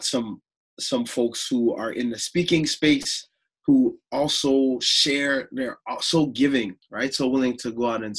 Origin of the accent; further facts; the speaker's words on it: Toronto, Ontario, Canada; also born or lived in Chicago, Illinois; I grew up in the Toronto area